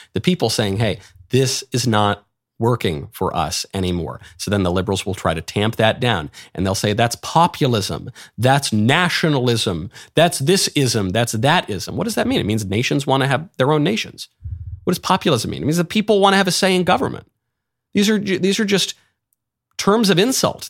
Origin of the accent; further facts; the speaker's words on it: New York City, New York, United States; I'm a New Yorker by birth and upbringing